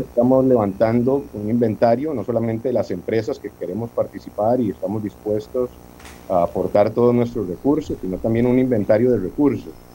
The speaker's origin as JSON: {"language": "Spanish", "country": "Costa Rica", "said": "Nosotros como costarricenses"}